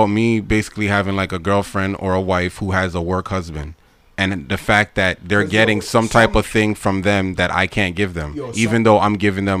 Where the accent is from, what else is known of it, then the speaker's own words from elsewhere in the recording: Jamaica; I'm Jamaican. I have Jamaican blood in me.